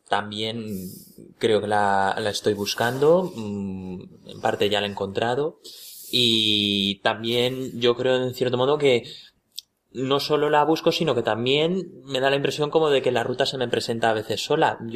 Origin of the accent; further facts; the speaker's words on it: Madrid, Community of Madrid, Spain; Yo soy madrileño también del Retiro y eh, estoy también aquí en la Universidad Autónoma de Madrid estudiando el cuarto curso del doble grado en Derecho y Administración y Dirección de Empresas.